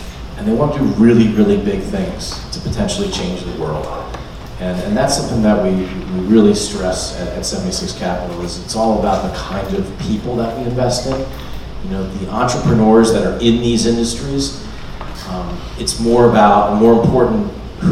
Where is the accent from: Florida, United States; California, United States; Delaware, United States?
Delaware, United States; Wilmington; growing up in Wilmington, Delaware, I had a great opportunity to play